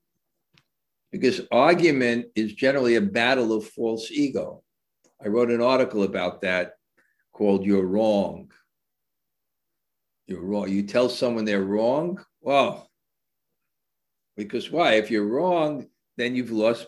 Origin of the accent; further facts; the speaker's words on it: New York City, New York, United States; I grew up in New York City